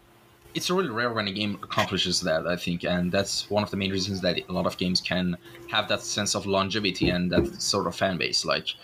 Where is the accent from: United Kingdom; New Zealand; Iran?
Iran; English is a second language; when I tell them I'm Iranian, they usually get disappointed for some reason.